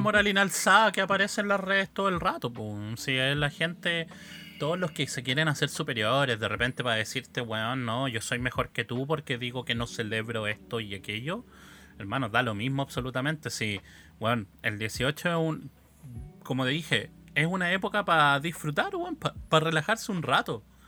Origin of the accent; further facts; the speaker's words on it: Chile; como sociedad chilena